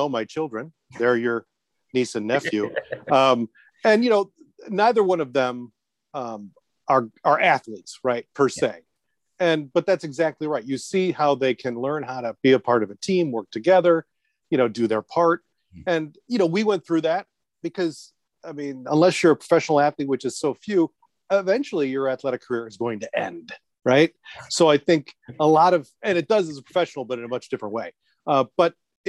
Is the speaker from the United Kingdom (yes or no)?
no; Plainfield, Illinois, United States; moved away as an adult; also born or lived in Joliet, Illinois / New York; I was born in Joliet, Illinois, which I don't know if you know it because you've been here, but we're about 45 minutes southwest of Chicago. So I was raised in Plainfield